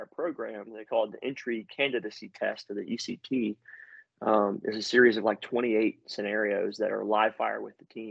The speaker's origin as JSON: {"language": "English", "region": "Louisiana", "country": "United States", "said": "I'm from the South, you know, from Louisiana"}